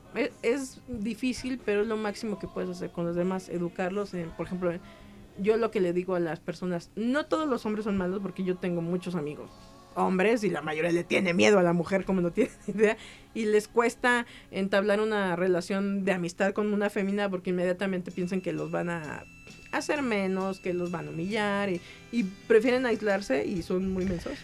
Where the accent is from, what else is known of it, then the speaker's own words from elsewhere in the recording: Mexico; así somos los mexicanos